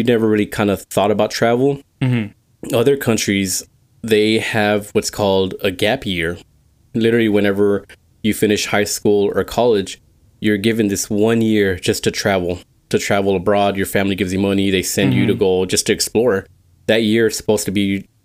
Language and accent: English; Texas, United States; we're from Texas